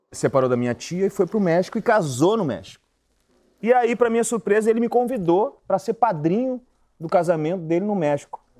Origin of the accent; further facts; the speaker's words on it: Brazil; eu falei, eu sou brasileiro, eu sou brasileiro! Brasileiro!